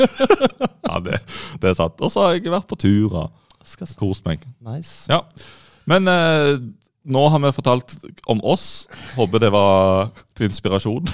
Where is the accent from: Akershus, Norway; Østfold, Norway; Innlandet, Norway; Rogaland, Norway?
Rogaland, Norway; vi er jo rogalendinger. To av oss i studiet er rogalendinger.